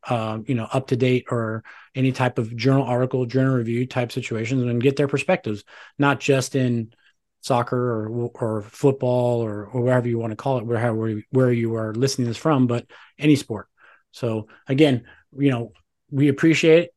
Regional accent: Tucson, Arizona, United States; I grew up in Tucson, Arizona. I'm from Tucson, Arizona

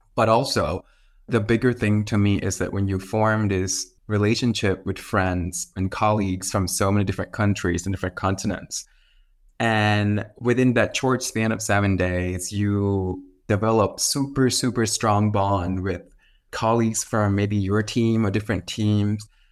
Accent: Thailand; I'm from Thailand

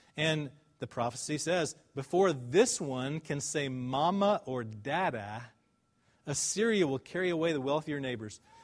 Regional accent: Dallas, Texas, United States; I'm from Dallas. I went to Highland Park High School

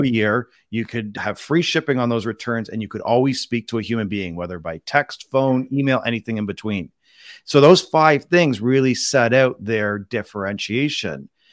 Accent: Canada; also born or lived in Toronto, Canada; I'm Canadian, born and raised

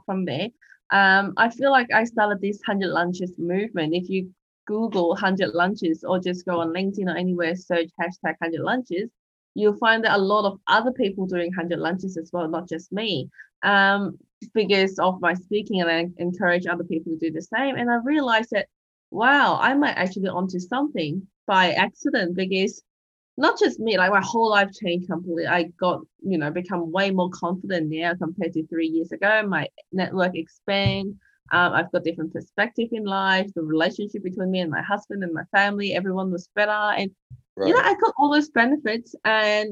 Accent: Hong Kong; now in Australia; I'm an immigrant from Hong Kong living in Australia

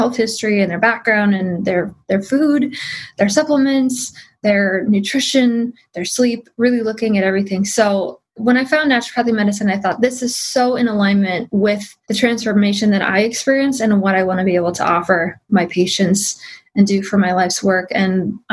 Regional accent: Midwest, United States; I grew up in the Midwest

